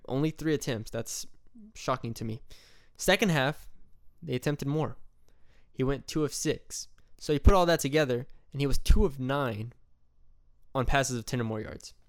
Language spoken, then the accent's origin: English; San Antonio, Texas, United States; my hometown, my home turf, Alamo Dome